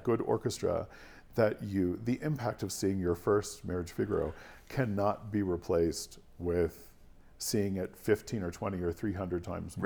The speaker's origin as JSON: {"language": "English", "town": "Washington", "region": "District of Columbia", "country": "United States", "tie": "born or raised there", "said": "my hometown. So Washington"}